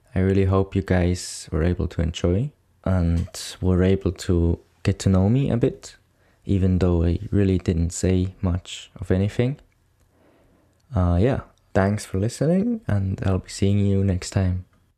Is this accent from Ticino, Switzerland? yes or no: no; Bern, Switzerland; I'm coming from Switzerland, more specifically Bern, which is the capital city of Switzerland.